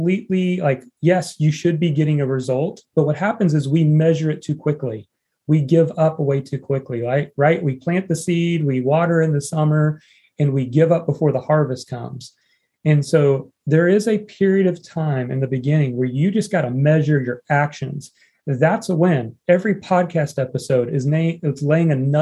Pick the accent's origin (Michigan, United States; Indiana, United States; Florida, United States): Indiana, United States; me growing up in Indiana